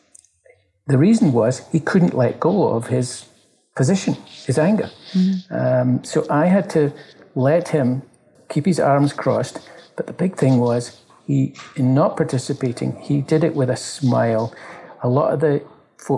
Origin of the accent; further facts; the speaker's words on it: Glasgow, Scotland, United Kingdom; now in Toronto, Canada; I live in Toronto, I come from Glasgow